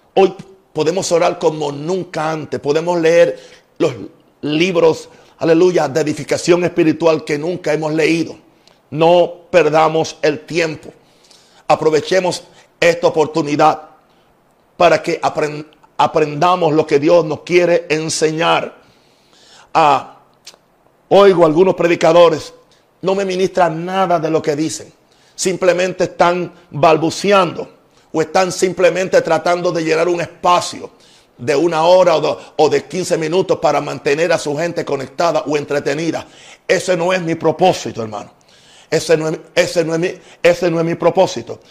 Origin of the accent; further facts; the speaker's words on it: United States; now in Panama; soy americano